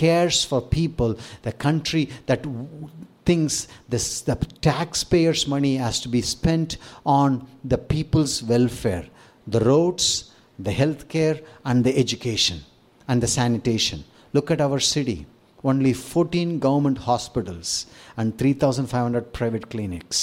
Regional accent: India; as an Indian

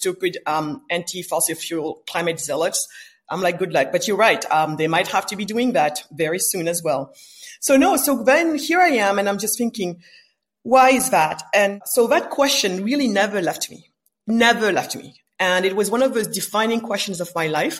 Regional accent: Senegal; I was born in West Africa, in Senegal, west coast of Africa

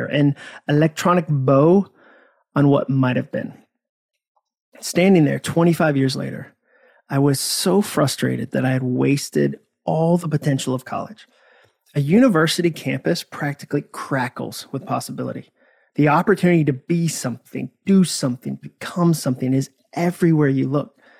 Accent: Hudson, Massachusetts, United States; moved away as an adult; also born or lived in Birmingham, Alabama; I had arrived in Alabama from my hometown of Hudson, Massachusetts

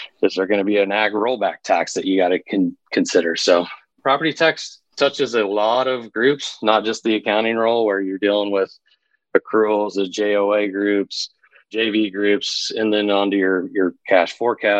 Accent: Grant County, Southwest Kansas, United States; moved away; also born or lived in Houston; I grew up out in Southwest Kansas

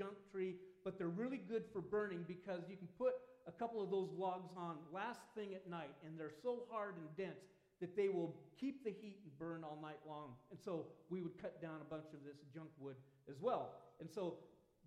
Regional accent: Southern Oregon, United States; When I was a kid growing up in Southern Oregon

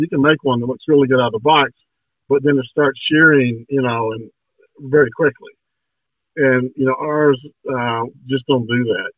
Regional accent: Georgia, United States; born and raised in Georgia

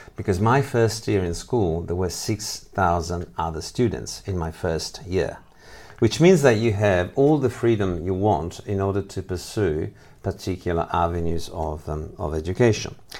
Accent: Italy; moved away as an adult; now in Lausanne, Switzerland; I'm originally from Italy, even though I work here

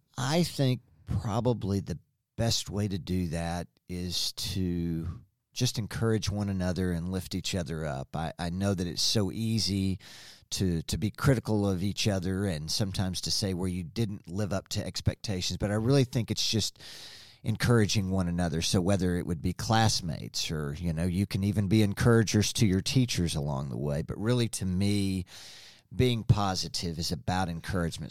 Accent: Springdale, Arkansas, United States; I was born in Springdale a long, long time ago, and was able to spend several wonderful years at John Tyson Elementary School.

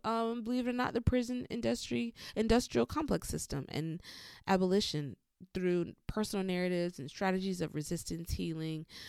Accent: the South, United States; born or raised there; moved away as an adult

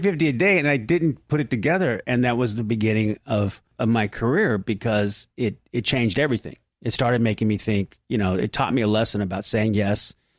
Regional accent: San Diego, California, United States; I was from San Diego

